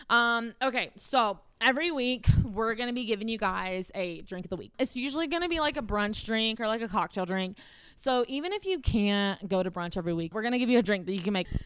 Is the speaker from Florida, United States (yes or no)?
no; South Carolina, United States; And I'm not even from Colorado. I'm from South Carolina.